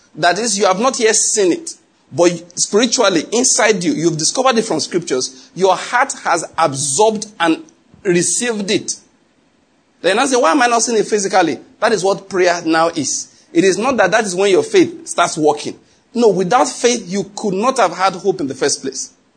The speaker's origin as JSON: {"language": "English", "region": "Western Nigeria", "country": "Nigeria", "tie": "born or raised there", "said": "I grew up in Western Nigeria"}